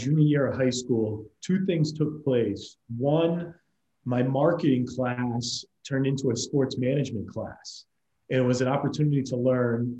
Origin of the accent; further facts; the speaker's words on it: Coventry, Rhode Island, United States; I'm from Coventry, Rhode Island, small town outside of Providence.